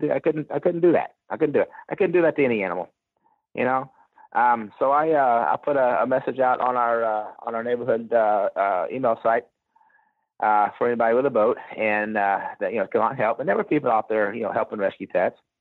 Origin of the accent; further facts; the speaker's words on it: Gulfport, Mississippi, United States; now in Texas, United States; I'm from the Gulf Coast. Yeah, I'm from Gulfport, Mississippi, an hour out of New Orleans